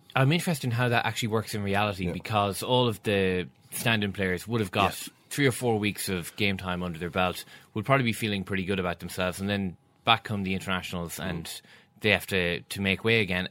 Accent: Galway, Connacht, Ireland; I was in from Galway, went to college in Galway

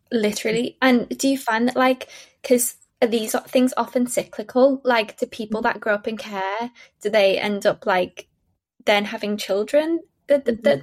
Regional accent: Liverpool, North West England, United Kingdom; moved away; my hometown, mm. it's incredible.

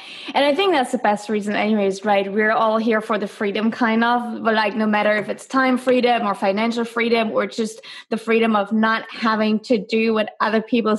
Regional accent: Germany; I'm from Germany

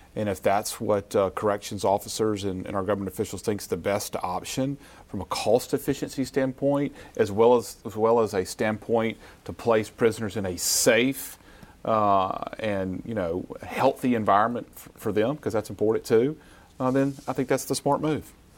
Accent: Yazoo City, Mississippi, United States; as I was a little boy growing up in Yazoo City

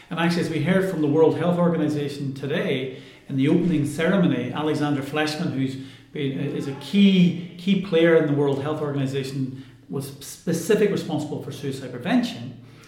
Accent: Ireland; And I'm Irish and I used to live here, and 20 years ago when I first did my research here

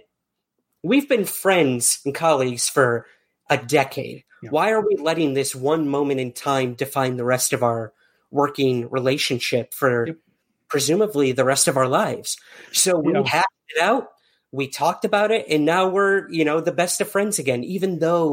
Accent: Syracuse, New York, United States; my hometown of Syracuse, New York

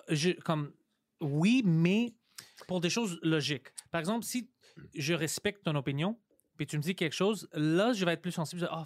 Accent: Montreal, Quebec, Canada; C'est moi, je viens ici, moi, je viens de Parkex.

